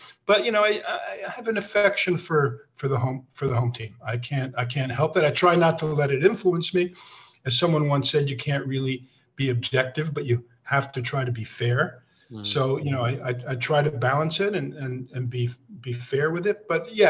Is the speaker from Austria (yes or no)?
yes; Austria; now in United States; That comes from actually I'm from Austria, actually, to Hungarian parents.